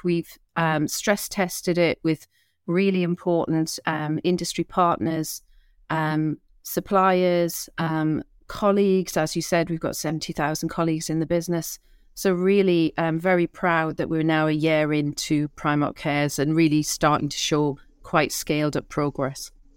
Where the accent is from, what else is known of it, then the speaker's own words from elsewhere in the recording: Newcastle upon Tyne, North East England, United Kingdom; I'm a Geordie.